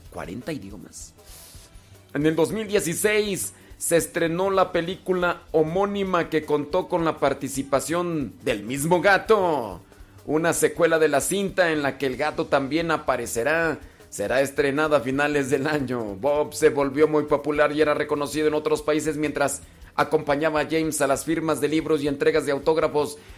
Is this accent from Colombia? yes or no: no; Mexico; yo soy mexicano.